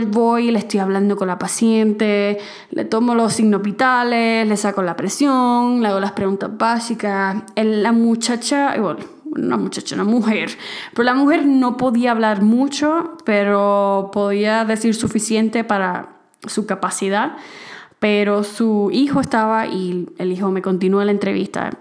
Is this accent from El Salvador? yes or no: no; Puerto Rico; moved away as an adult; now in Mexico; en mi país, en Puerto Rico